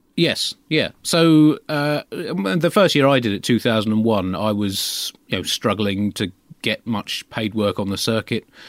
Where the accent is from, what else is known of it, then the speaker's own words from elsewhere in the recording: United Kingdom; as a Brit growing up in the late twentieth century